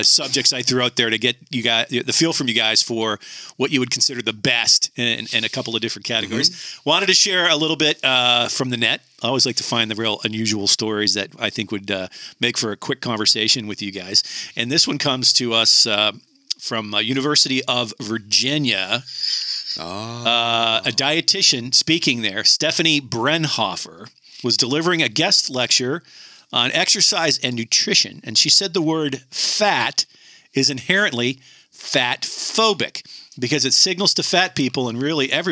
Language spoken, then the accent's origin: English; Canada; I grew up in Canada